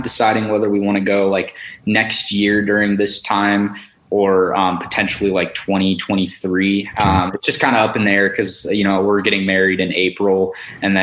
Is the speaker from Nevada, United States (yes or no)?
yes; Las Vegas, Nevada, United States; I'm from Las Vegas